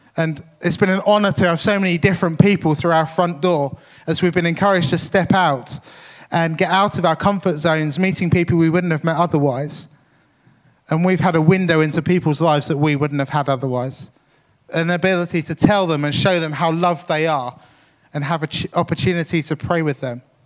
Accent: Tunbridge, South East England, United Kingdom; the church I grew up in in Tunbridge

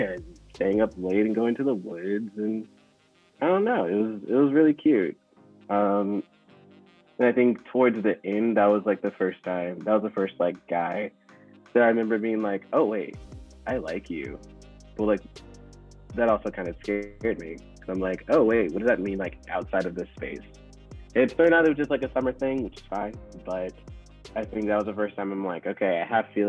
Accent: the South, United States; as a kid, growing up in the South

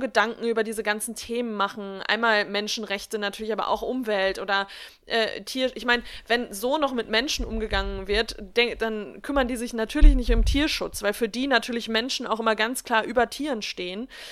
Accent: Germany; bei uns in Deutschland

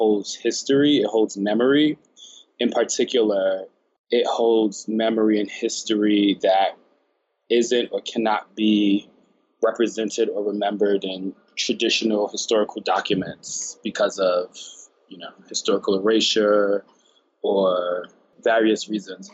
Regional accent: Newark, New Jersey, United States; I was born in Newark, New Jersey

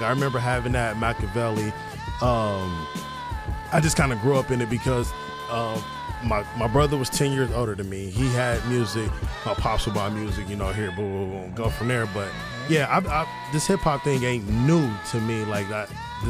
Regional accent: Kansas City, United States; I'm from the Midwest, and Kansas City

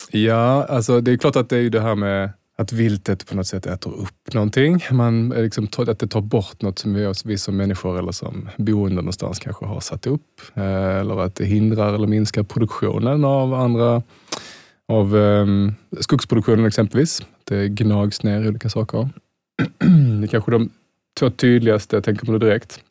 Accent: Malmö, Skåne, Sweden; jag är från Malmö

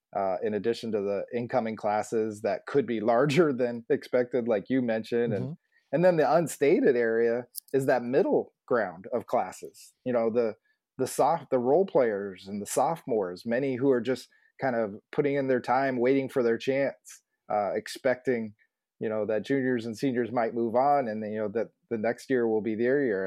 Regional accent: Phoenix, Arizona, United States; also born or lived in San Antonio / Kansas City; I grew up in the West Phoenix area, which is ironically around GCU

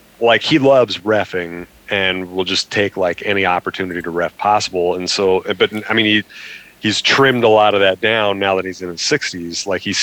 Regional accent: Auburn, Nebraska, United States; born or raised there

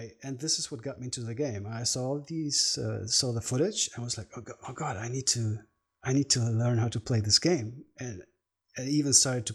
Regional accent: Germany; I'm from Germany.

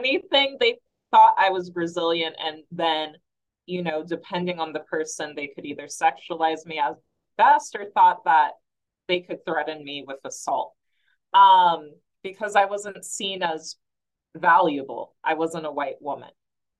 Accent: Midwest, United States; also born or lived in Chicago; I'm from the Midwest. I had never been sexually harassed in the Midwest

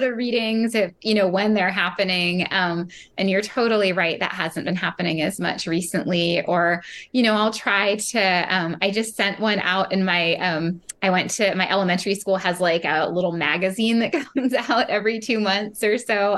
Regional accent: San Francisco, California, United States; now in Merced, United States; I grew up in San Francisco, so I was really near the water

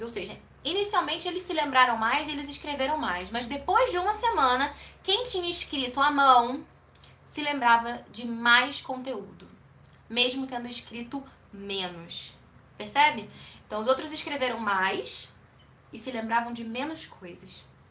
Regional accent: Rio de Janeiro, Brazil; now in Curitiba, Brazil; eu sou do Rio de Janeiro, não moro mais no Rio, moro em Curitiba

